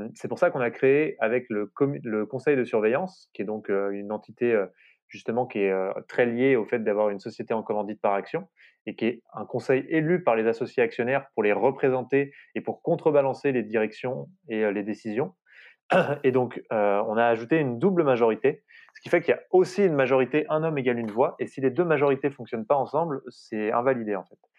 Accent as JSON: {"language": "French", "country": "France", "said": "chez nous, en France"}